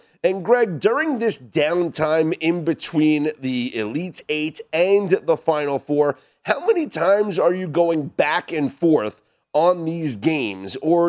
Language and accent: English; New York, United States; growing up in New York